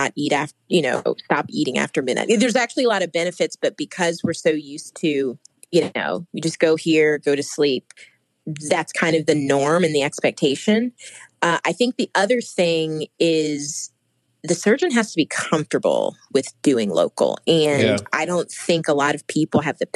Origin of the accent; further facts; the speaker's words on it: Midwest, United States; I'm from the Midwest, so my dad and my brothers fished and hunted.